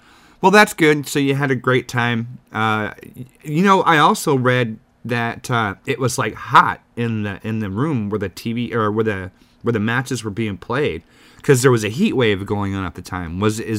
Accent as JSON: {"language": "English", "region": "Texas", "country": "United States", "moved": "yes", "lives_now": "Chicago, United States", "said": "I'm originally from Texas, so the heat doesn't bother me."}